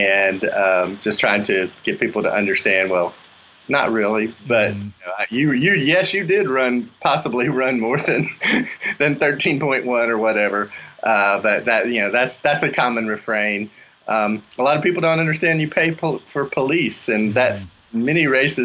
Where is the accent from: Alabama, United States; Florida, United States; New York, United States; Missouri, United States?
Alabama, United States; Mobile; also born or lived in central North Carolina; now in North Carolina, United States; I'm originally from Mobile, Alabama